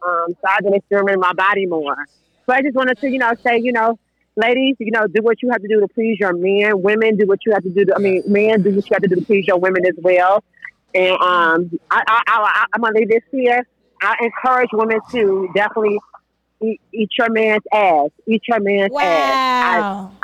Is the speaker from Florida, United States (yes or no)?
no; Chicago, Illinois, United States; I'm a trans woman from Chicago.